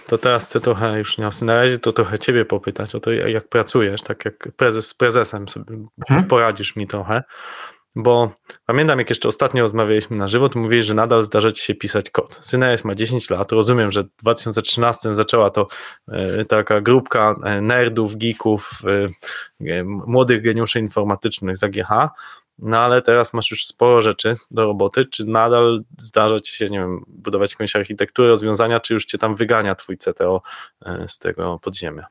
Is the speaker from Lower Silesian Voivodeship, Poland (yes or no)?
yes; Lower Silesian Voivodeship, Poland; moi krajanie z Dolnego Śląska